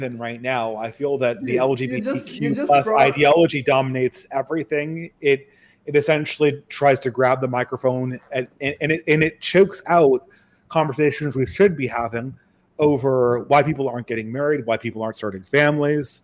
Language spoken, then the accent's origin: English; California, United States; I come from California. I grew up in a very sort of pro-gay environment